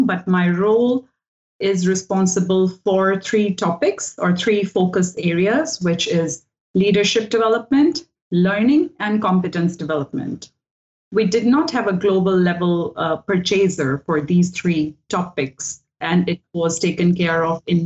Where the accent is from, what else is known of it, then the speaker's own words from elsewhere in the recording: Delhi, India; moved away as an adult; now in Sweden; So I come from Delhi, which is the capital city of India. And I have been born and brought up there